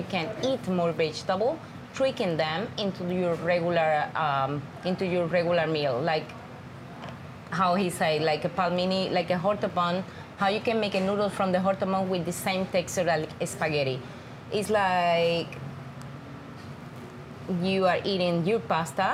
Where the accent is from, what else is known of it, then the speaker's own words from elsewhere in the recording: Cuba; now in California, United States; I am from Cuba. I grow in the farm.